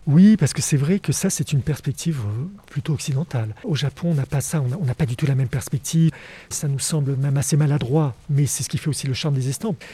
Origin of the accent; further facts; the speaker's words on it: France; chez nous en France